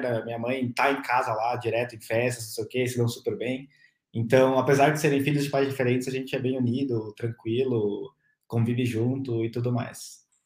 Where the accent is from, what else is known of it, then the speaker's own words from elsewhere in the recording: São Paulo, Brazil; nasci em São Paulo, é, em 91, tenho 30 anos